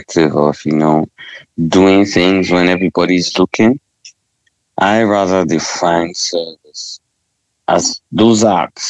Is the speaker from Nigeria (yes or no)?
yes; Northern Nigeria, Nigeria; I'm a Nigerian. I was raised in the country.